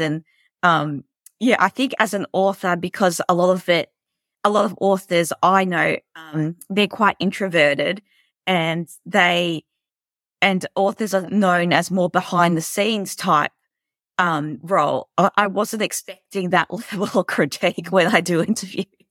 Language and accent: English; Melbourne, Victoria, Australia; I'm from Melbourne, Australia. Um, I've lived here my whole life.